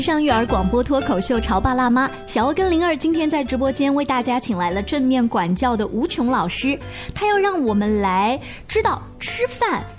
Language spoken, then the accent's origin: Chinese; China; 我们中国人确实平时吃饭的时候不太讲这一套